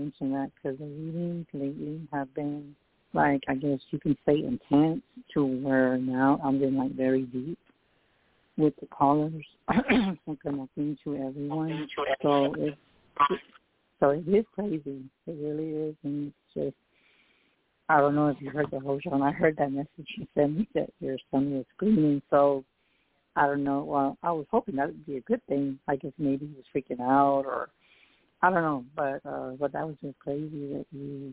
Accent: San Antonio, Texas, United States; I'm psychic medium from San Antonio, Texas.

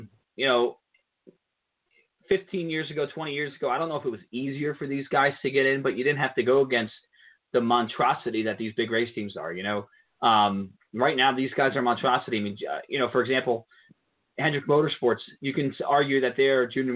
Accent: suburb of New York City, United States; I grew up in a suburb of New York City, close to New York City

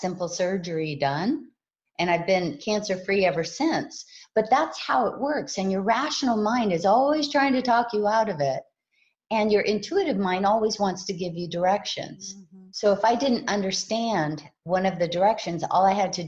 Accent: Hawaii, United States; I was raised in Hawaii

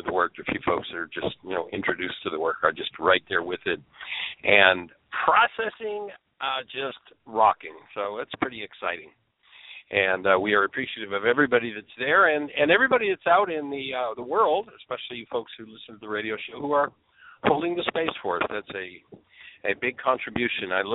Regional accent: Southern Ontario, Canada; now in Orlando, United States; I'm originally from Southern Ontario, Canada

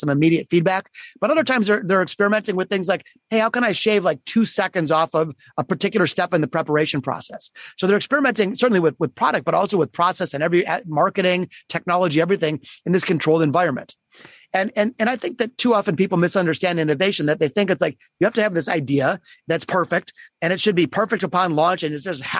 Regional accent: Detroit, Michigan, United States; my hometown of Detroit, Michigan

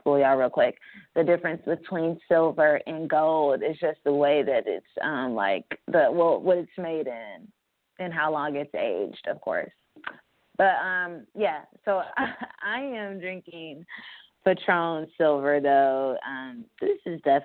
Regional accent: Fayetteville, North Carolina, United States; moved away; I am recording live from Fayetteville, North Carolina. It feels good to be home. This is where I'm from

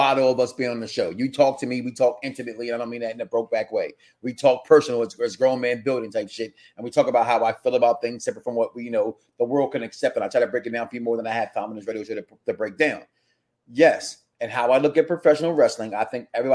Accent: Philadelphia, Pennsylvania, United States; also born or lived in Chicago, Illinois; I'm from Chicago and I was raised in Philadelphia

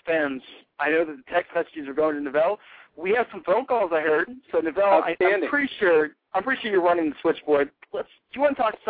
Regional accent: Pittsburgh, Pennsylvania, United States; I'm from Pittsburgh

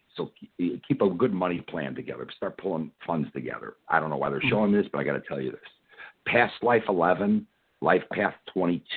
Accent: Chicago, Illinois, United States; I'm from Chicago

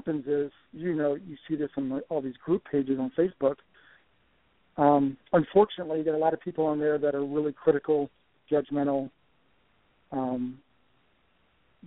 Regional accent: Florida, United States; moved away as an adult; now in Kentucky, United States; growing up in Florida, down there in the swamps

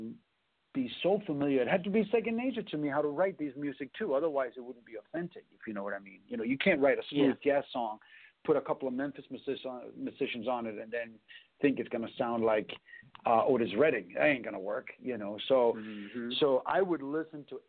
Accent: Copenhagen, Capital Region of Denmark, Denmark; now in United States; when I grew up in Copenhagen in the 80s

